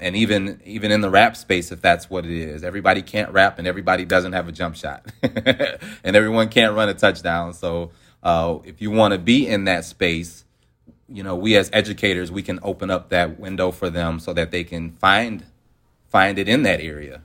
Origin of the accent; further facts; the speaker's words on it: Detroit, Michigan, United States; I'm from Detroit, Michigan